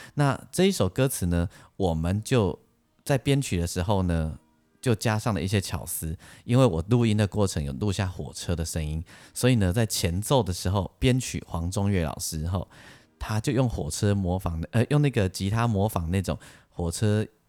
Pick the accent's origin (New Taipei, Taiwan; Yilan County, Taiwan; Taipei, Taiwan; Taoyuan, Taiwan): Yilan County, Taiwan; also born or lived in Lukang, Changhua County; 我小时候在路港长大，但是呢，我小学四年级以后，我家就搬到宜兰去